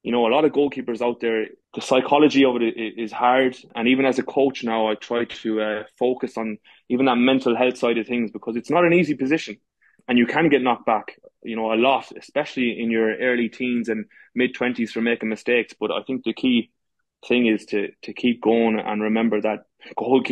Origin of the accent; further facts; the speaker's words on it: Galway, Connacht, Ireland; moved away as an adult; now in Dubai, United Arab Emirates; I'm from Galway, the west of Ireland.